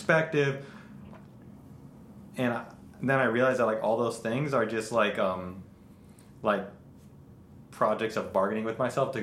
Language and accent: English; Chicago, Illinois, United States; now in New York, United States; I grew up in Chicago, but I've lived in New York for a long time now